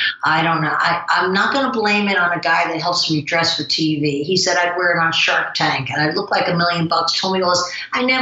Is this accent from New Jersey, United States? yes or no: yes; New Jersey, United States; accent: New Jersey; my New Jersey accent